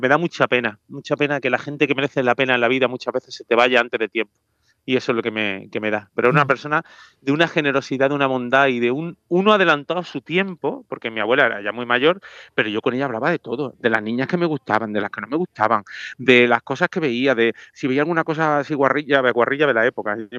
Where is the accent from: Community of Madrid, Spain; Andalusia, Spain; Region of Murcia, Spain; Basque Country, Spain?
Andalusia, Spain; Granada; moved away; Mi tierra